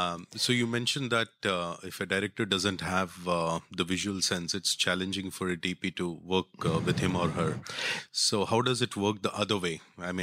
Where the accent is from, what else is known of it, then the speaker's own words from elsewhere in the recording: India; I'm from India.